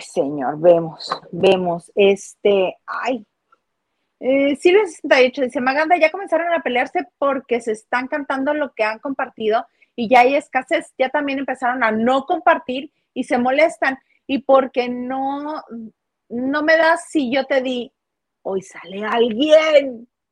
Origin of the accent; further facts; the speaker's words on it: northern Mexico, Mexico; yo soy norteño y lo viví mucho tiempo